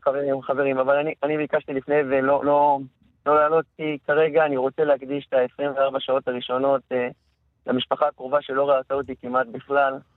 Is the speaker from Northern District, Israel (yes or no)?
yes; Beit She'an, Northern District, Israel; יליד העיר, יליד בית שאן